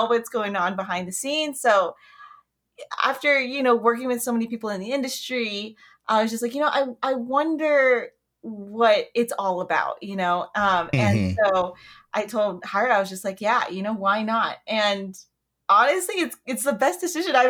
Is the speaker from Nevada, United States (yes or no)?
yes; Las Vegas, Nevada, United States; I was born and raised in Vegas